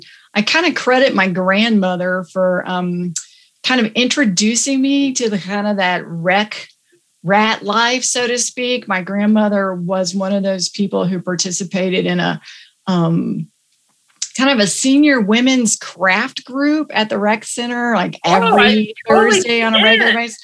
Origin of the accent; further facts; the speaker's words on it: Texas, United States; accent: Texas; moved away; also born or lived in Houston / Richardson / Dallas; I am a Texas girl by birth